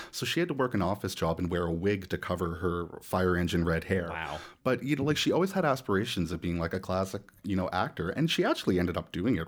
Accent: Nova Scotia, Canada; now in Toronto, Canada; I grew up in Nova Scotia

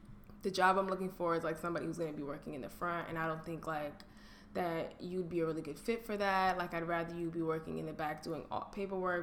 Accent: New York, United States; I grew up in New York. Like, all people from New York have an accent

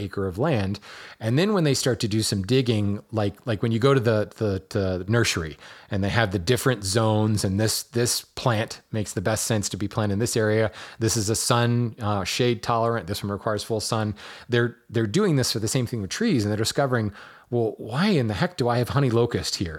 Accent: Hawaii, United States; I grew up in Hawaii

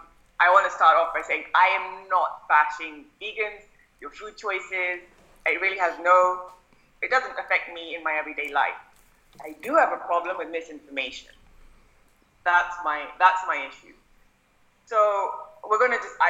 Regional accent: India; as an Indian kid

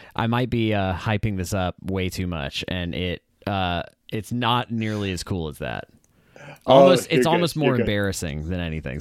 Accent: Hawaii, United States; I grew up in Hawaii. Yeah. So, I grew up in Hawaii. I was a military kid, Navy kid.

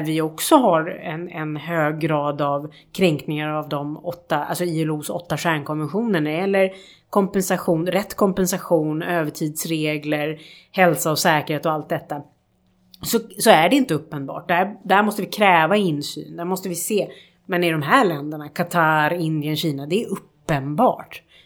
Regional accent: Sweden; som svenskar

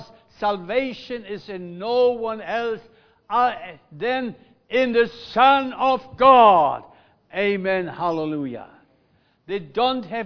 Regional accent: Germany; English is a second language; now in Melbourne, Australia; we as Germans

